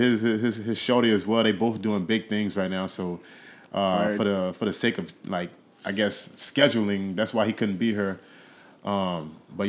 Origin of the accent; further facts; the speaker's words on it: Dallas, Texas, United States; moved away as an adult; now in New York City, United States; they know I'm from Texas. They know I'm from Dallas